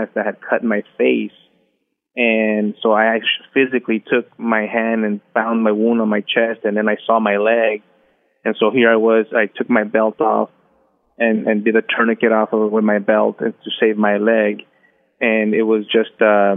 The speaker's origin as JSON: {"language": "English", "country": "United States", "said": "We are U.S. Americans in a foreign country"}